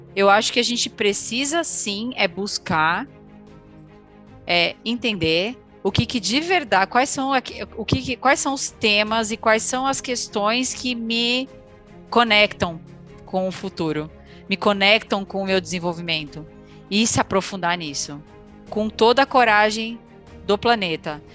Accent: Brazil; a gente, como um bom brasileiro

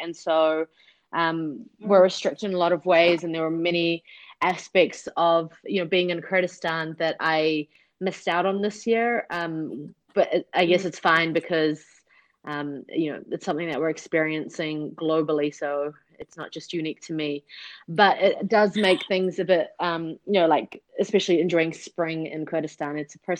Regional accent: Pakistan; born there; I was born in Pakistan in a refugee camp there.

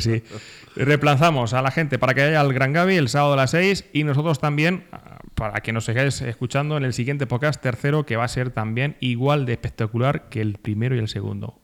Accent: Socuéllamos, Castilla-La Mancha, Spain; yo soy Socoyamina de Pro

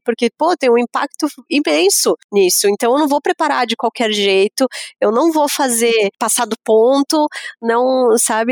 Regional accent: Lages, Santa Catarina, Brazil; sou de Lages, né, sou da Serra

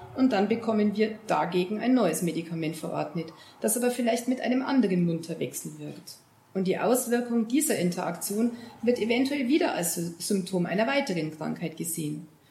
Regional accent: Bavaria, Germany; bei uns in Bayern

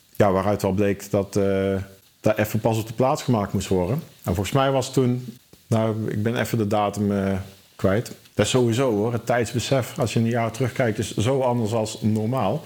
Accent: Schijndel, North Brabant, Netherlands; now in Eindhoven, Netherlands; ik eh, ben wel geboren en getogen in Schijndel, maar ik woon inmiddels in Eindhoven.

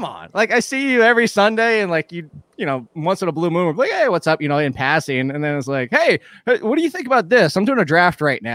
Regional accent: Virginia Beach, Virginia, United States; my hometown of Virginia Beach

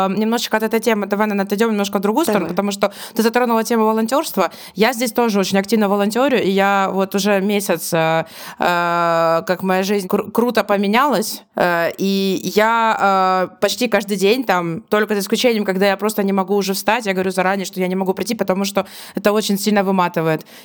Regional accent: Ukraine; Я говорю, ну, конечно, я знаю, что такое ДИА, я из Украины.

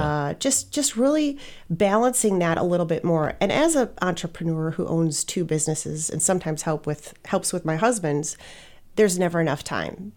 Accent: Wisconsin, United States; moved away as an adult; also born or lived in Scottsdale, Arizona; I grew up in Wisconsin

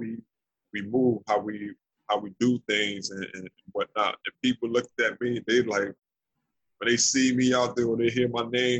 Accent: New Jersey, United States; also born or lived in Trenton, New Jersey / Willingboro, New Jersey; born and raised in New Jersey, born in Trenton, and I moved to another town called Willingboro, New Jersey.

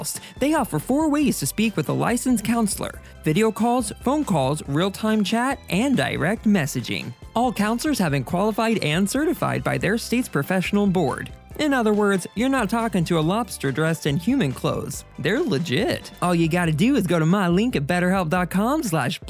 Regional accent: Southern, United States; accent: Southern; my Southern accent

